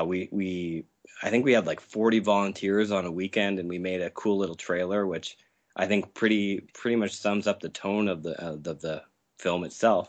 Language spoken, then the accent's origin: English; Saskatchewan, Canada; I'm from Saskatchewan in Canada